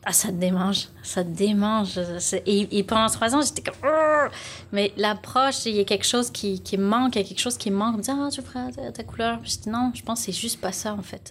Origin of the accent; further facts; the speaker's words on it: Lyon, Auvergne-Rhône-Alpes, France; moved away as an adult; now in Montreal, Canada; Je viens de Lyon, en France. Donc, euh, j'ai grandi, je suis née là-bas, j'ai grandi là-bas. Puis, à 25 ans, ben, je suis partie au Québec, à Montréal.